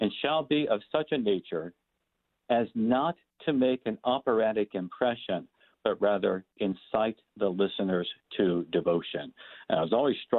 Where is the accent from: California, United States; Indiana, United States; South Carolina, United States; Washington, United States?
Indiana, United States; Fort Wayne; where I grew up in Fort Wayne, Indiana